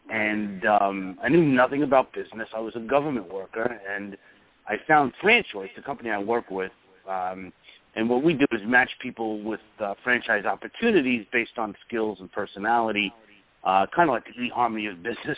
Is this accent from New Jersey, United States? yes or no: no; Brooklyn, New York, United States; now in Long Island, United States; Well, I was going to say Long Island, but, you know. I was born and raised